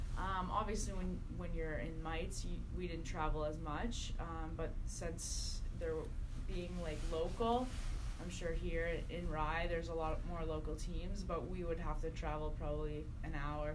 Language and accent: English; Nova Scotia, Canada; I lived in a small town in Nova Scotia